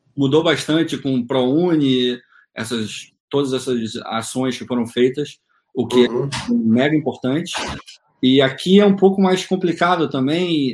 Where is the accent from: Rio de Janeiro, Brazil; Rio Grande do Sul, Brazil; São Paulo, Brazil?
Rio de Janeiro, Brazil; moved away as an adult; now in United States; eu sou do Rio de Janeiro